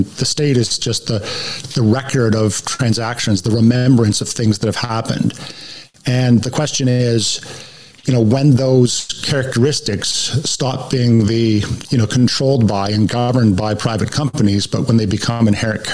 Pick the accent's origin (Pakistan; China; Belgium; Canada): Canada; moved away as an adult; also born or lived in United States; I'm a Canadian by birth, but I went down to the U.S. on an assignment for 2 years and ended up staying 17 years